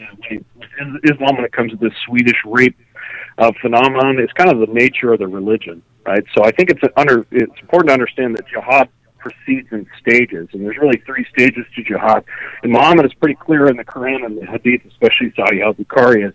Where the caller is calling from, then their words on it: Fairbanks, Alaska, United States; calling you from the great state of Alaska in the lovely city of Fairbanks